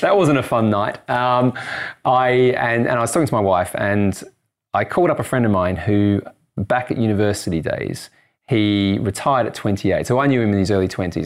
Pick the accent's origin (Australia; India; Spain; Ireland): Australia; moved away as an adult; also born or lived in United States; now in United Kingdom; I'm Australian and I live in the U K